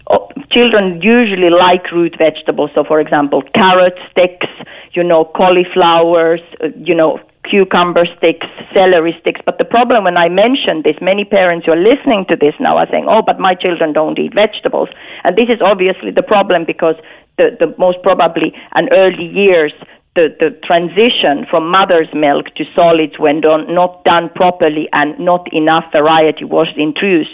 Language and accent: English; Finland; moved away; I'm, I'm from Finland myself